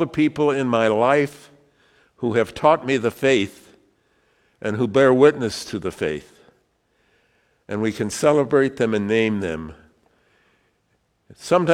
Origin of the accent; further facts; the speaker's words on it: Wyoming, United States; I was from Wyoming